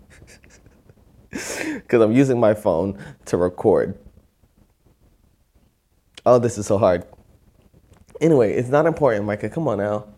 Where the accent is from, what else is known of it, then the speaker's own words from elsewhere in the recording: Orlando, Florida, United States; we're both from Florida. I'm from here in Orlando